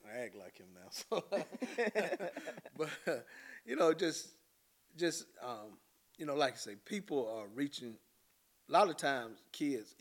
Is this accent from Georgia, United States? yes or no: no; Battleboro, North Carolina, United States; also born or lived in Greenville; And I grew up in Battleboro